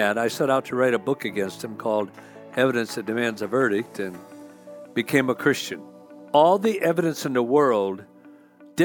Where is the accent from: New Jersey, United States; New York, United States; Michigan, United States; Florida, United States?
Michigan, United States; Union City; I grew up in Union City, Michigan